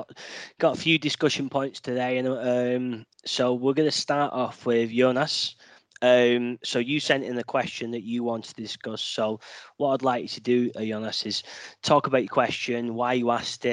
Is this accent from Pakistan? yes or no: no; England, United Kingdom; I am the English person on here